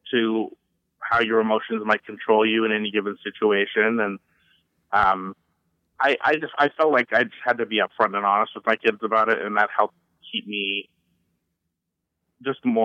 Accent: Canada; but I'm Canadian, so it comes very

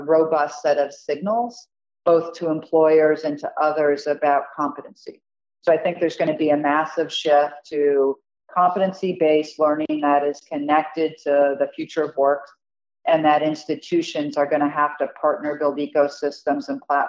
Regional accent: Michigan, United States; I'm originally from Michigan

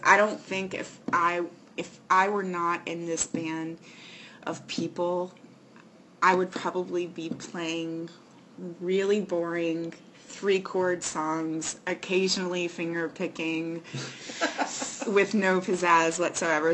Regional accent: Raleigh, North Carolina, United States; I'm from Raleigh.

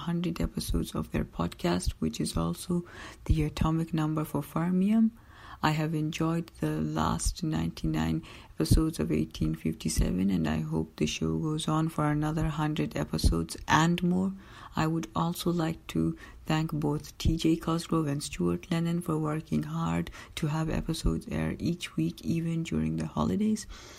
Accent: Milton Keynes, South East England, United Kingdom; I am from Milton Keynes, England.

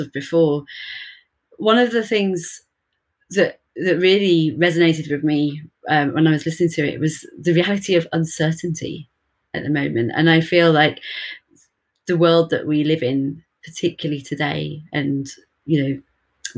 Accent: Birmingham, West Midlands, United Kingdom; I'm from Birmingham in the UK.

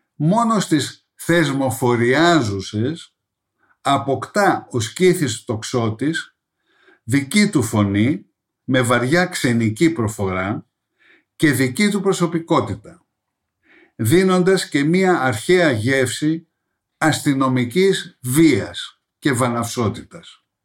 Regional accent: Greece; ως Έλληνες

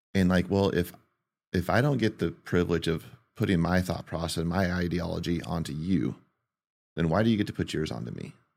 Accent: Modesto, California, United States; born and raised in Modesto

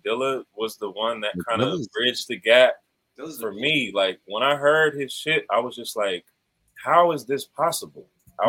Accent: the South, United States; You know, I'm from the South, man. I'm Creole. My family from Louisiana.

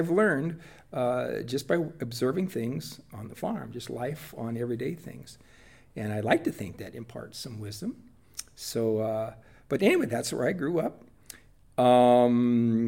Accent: Whitley County, Indiana, United States; I was born and raised in rural Whitley County, Indiana, in Washington Township.

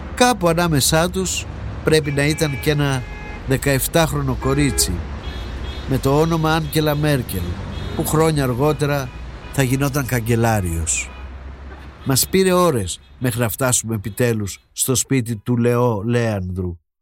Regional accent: Greece; είμαι Έλληνας.

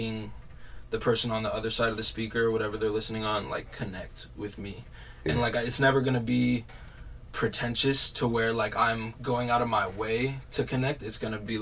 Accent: Bloomington, Minnesota, United States; also born or lived in Winona; I'm from Bloomington

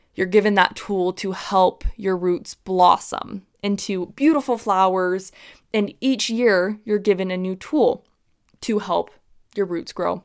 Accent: Utah, United States; growing up in Utah

